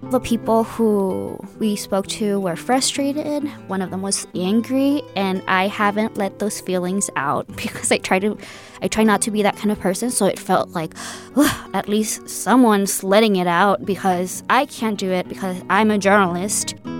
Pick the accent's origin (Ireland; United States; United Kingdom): United States; El Paso, Texas; also born or lived in Ciudad Juárez, Mexico; now in San Francisco Bay Area, United States; I am half from Juarez and half from El Paso. I just like to say the border. I'm from the border